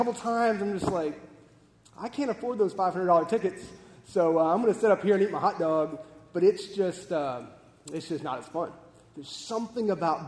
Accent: Texas, United States; We grew up in Texas

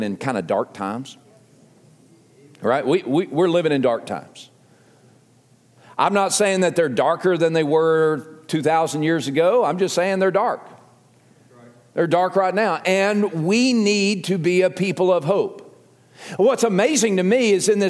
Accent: the South, United States; accent: southern; my southern accent

